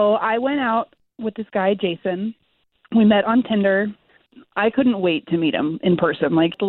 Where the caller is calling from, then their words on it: Winter Park, Florida, United States; I'm calling from Winter Park.